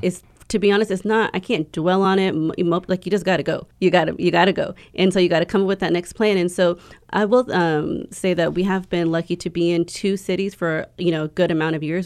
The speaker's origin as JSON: {"language": "English", "town": "Houston", "region": "Texas", "country": "United States", "said": "I am from Houston, Texas, um, but I'm a descent from Polynesia, specifically s, the Samoan Islands"}